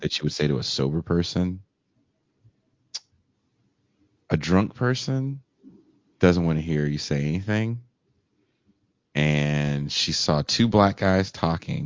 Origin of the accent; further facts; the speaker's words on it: California, United States; now in Mexico; I'm from California and I vote in California